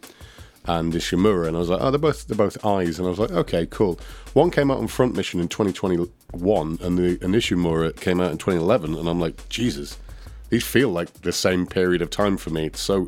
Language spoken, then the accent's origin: English; Derbyshire, East Midlands, United Kingdom; We're from Derbyshire.